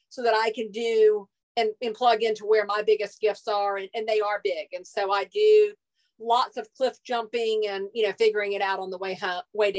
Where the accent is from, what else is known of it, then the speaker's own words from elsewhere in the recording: Hilton Head Island, South Carolina, United States; I grew up on Hilton Head Island, South Carolina.